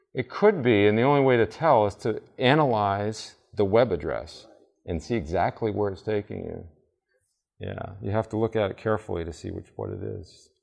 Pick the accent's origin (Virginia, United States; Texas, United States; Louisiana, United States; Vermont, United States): Vermont, United States; I grew up in Vermont.